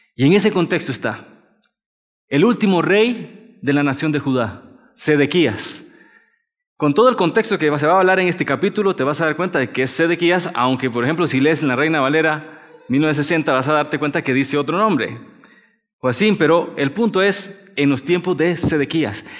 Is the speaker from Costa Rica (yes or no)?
yes; Costa Rica; moved away as an adult; now in Mexico; soy de Costa Rica y ya tengo siete años acá en México